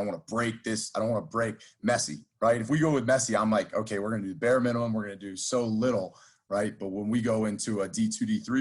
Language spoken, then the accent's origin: English; 20 minutes west of Villanova, Pennsylvania, United States; moved away as an adult; I'm actually back in my hometown